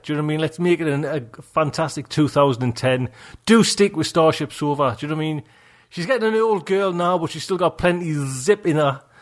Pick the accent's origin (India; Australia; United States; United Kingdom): United Kingdom; Geordie, North East England; accent: Geordie; I'm getting Geordie now